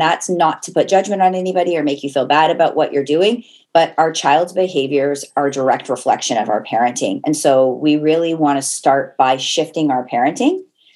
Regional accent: Portland, Oregon, United States; moved away as an adult; also born or lived in Las Vegas; now in Canada; I'm originally from Portland, Oregon, met my husband in Las Vegas

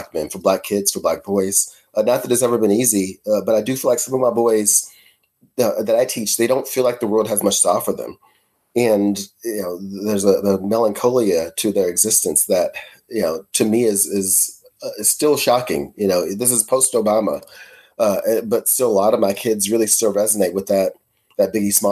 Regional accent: Louisville, Kentucky, United States; I grew up in Shawnee

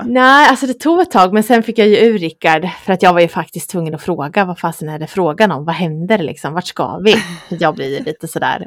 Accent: Östergötland, Sweden; accent: Östgötska

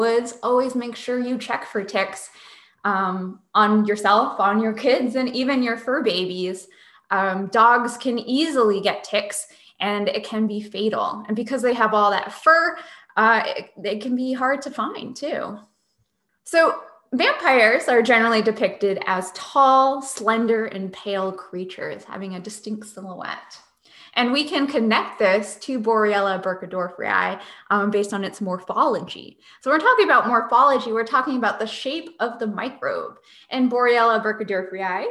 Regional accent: Northeast, United States; growing up in the Northeast

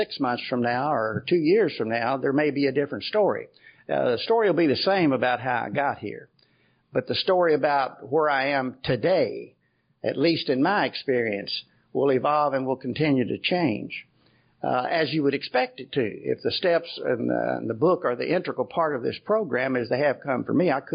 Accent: Kentucky, United States; I'm from Kentucky.

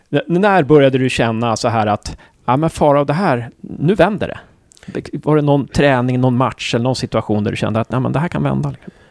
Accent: Uppsala, Uppsala County, Sweden; now in Gävle, Sweden; jag är från Uppsala, så jag, jag har ju också, jag har blivit kvar här

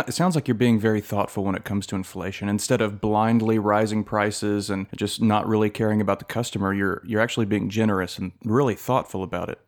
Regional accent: United States; As an American

